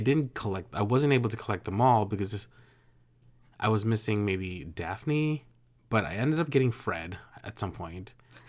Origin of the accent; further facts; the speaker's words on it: Philippines; now in United States; I grew up poor in the Philippines, and so when we came to the United States, that was new to me.